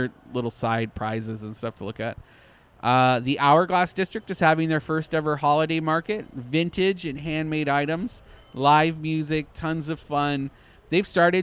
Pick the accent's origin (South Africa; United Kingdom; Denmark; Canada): Canada; I'm Canadian